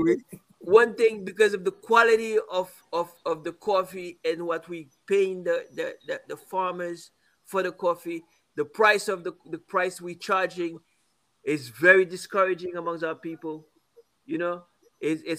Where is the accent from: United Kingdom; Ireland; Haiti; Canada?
Haiti; now in Brooklyn, United States; I grew up here. I grew up in Haiti.